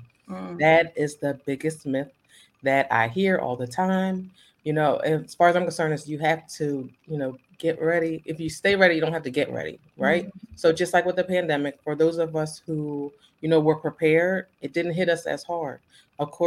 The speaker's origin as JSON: {"language": "English", "town": "Ambler", "region": "Pennsylvania", "country": "United States", "said": "I am from Pennsylvania. I'm from a small town. It's called Ambler. It's right outside of Philadelphia"}